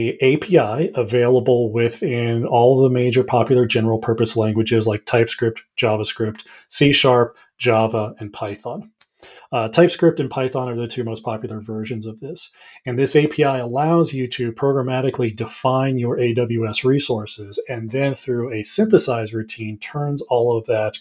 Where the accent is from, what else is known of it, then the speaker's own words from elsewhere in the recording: Colorado, United States; also born or lived in Southwest Virginia; born and raised here in Colorado